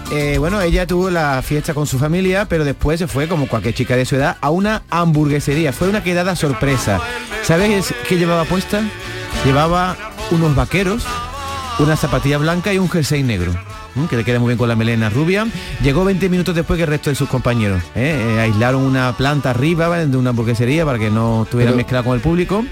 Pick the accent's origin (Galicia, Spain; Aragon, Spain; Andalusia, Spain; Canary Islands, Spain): Andalusia, Spain; Gelves; compañeros de colegio del, cuando yo era pequeño, ¿vale? De mi pueblo, en Helves